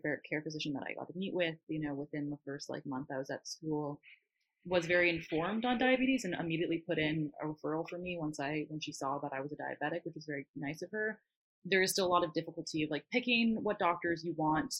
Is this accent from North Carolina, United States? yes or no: no; Northern California, United States; moved away as an adult; now in Southern California, United States; I grew up in Northern California and um, I'm now going to school in SoCal